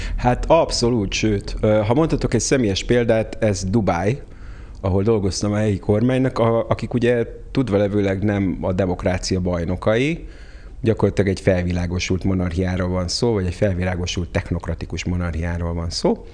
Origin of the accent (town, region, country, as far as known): Hungary; first language Hungarian; moved away as an adult; also born or lived in United States